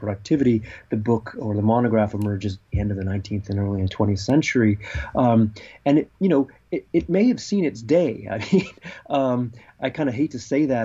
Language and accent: English; California, United States; growing up in California in the 1970s